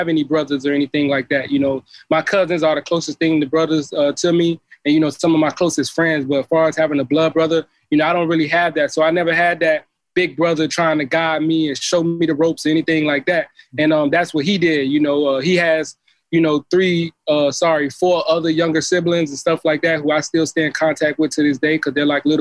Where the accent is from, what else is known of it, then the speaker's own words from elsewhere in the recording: Miami Gardens, Florida, United States; I grew up in Carroll City